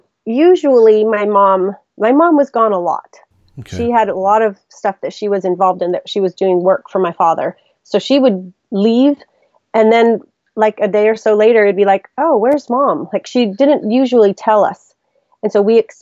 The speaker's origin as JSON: {"language": "English", "country": "Mexico", "tie": "born or raised there", "moved": "yes", "lives_now": "United States", "said": "I was born in Mexico, I have a Mexican birth certificate. I say I'm more Mexican than most Mexicans I know"}